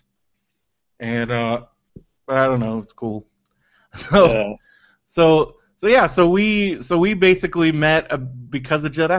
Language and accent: English; San Diego, California, United States; I grew up in San Diego